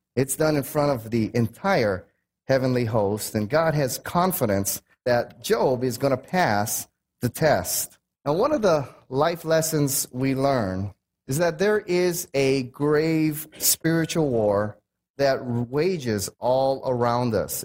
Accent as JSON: {"language": "English", "country": "United States", "said": "I'm American"}